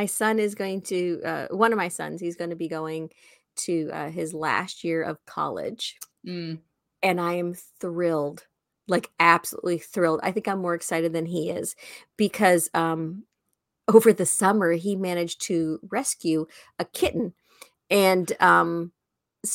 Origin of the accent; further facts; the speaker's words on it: Tornado Alley, United States; I'm from Tornado Alley